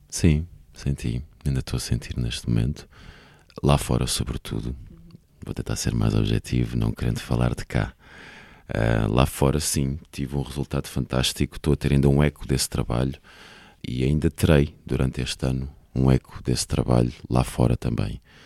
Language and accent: Portuguese; Alhandra, Lisbon, Portugal; eu fui criado em Alhandra, uma pequena vila de pescadores no Conselho de Vila Franca de Xira